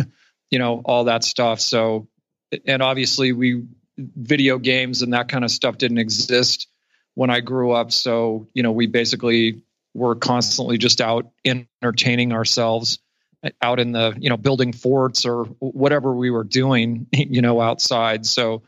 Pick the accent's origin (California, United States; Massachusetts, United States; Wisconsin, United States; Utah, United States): Utah, United States; Salt Lake City; I was born in Salt Lake City